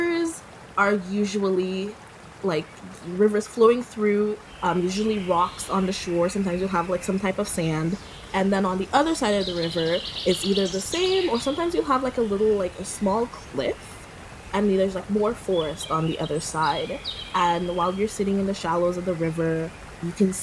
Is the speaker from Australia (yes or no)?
no; Portsmouth, Saint John Parish, Dominica; moved away as an adult; now in San Francisco, United States; My hometown is Portsmouth, and it's near a national park.